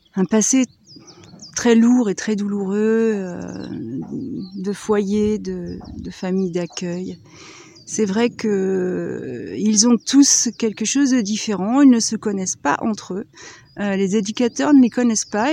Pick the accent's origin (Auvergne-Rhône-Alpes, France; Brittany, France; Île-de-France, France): Brittany, France; je suis absolument pas euh, ardéchoise d'origine, je suis bretonne